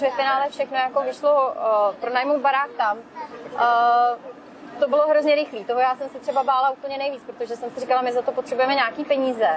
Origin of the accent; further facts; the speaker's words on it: Czechia; moved away as an adult; now in Tenerife, Spain; u nás v Čechách uh, zima prostě a ošklivý počasí